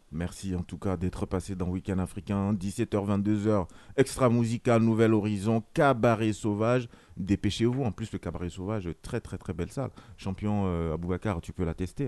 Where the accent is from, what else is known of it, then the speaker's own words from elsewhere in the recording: France; en tant que français